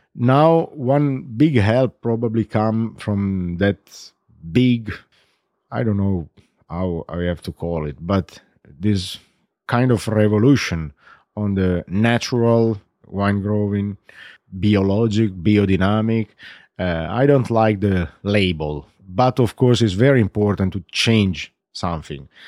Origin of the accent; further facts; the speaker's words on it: Barolo, Piedmont, Italy; English is a second language; I was born in Barolo, grows up in Barolo, I stay in Barolo